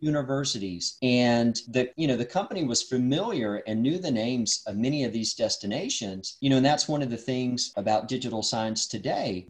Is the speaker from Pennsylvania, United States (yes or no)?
no; Dalton, Georgia, United States; I grew up in North Georgia near Dalton, Georgia